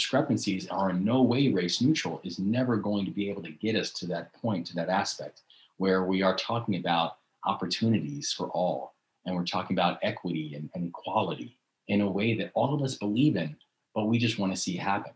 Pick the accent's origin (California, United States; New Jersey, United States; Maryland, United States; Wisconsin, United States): Maryland, United States; Baltimore; in the city of Baltimore, my hometown, where I live now, my hometown of Baltimore